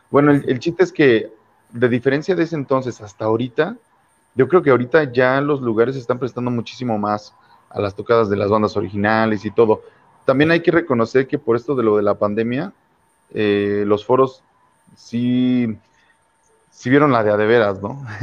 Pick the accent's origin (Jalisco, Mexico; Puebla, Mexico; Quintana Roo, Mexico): Puebla, Mexico; now in León, Mexico; Cuando yo llegué de Puebla, y bueno, eh